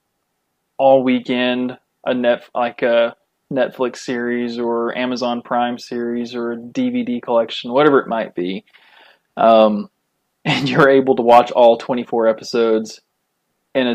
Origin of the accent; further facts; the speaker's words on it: Oklahoma, United States; My wife and I were both born and raised here